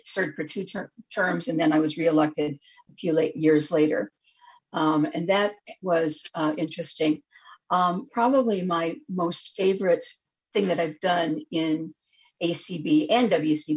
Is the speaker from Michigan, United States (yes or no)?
no; Spokane, Washington, United States; now in Olympia, United States; I am originally from Spokane, Washington